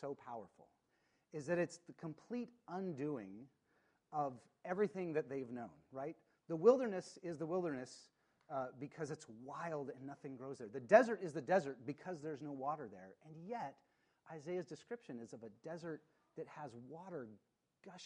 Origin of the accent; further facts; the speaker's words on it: Spokane, Washington, United States; I grew up in Spokane